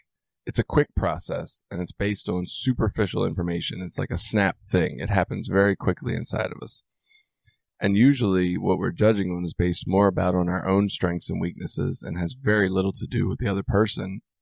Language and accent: English; Baltimore, Maryland, United States; growing up in Baltimore